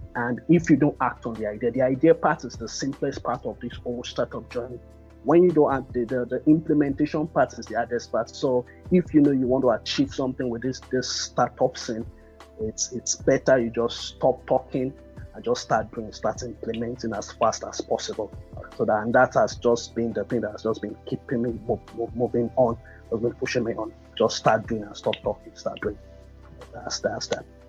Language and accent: English; Nigeria; I'm a Nigerian born tech entrepreneur